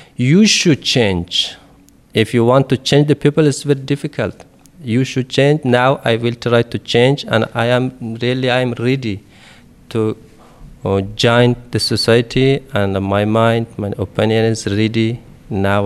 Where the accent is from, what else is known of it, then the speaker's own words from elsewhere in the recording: Afghanistan; first language Dari; English is a second language; moved away as an adult; I'm from Afghanistan, In Red Cross living more than ten guys from Afghanistan, but all that guys speak Pashto, but my native language is Dari.